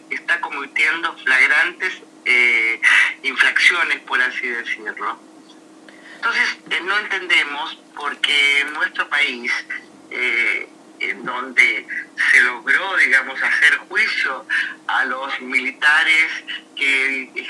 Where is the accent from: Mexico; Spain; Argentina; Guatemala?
Argentina